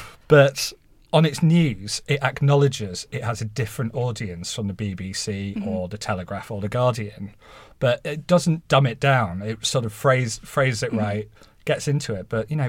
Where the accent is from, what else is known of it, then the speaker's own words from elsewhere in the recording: Halifax, Yorkshire and the Humber, United Kingdom; You might not quite guess from my accent now, but I sort of grew up in a terraced house in Halifax, and was first in my family to uni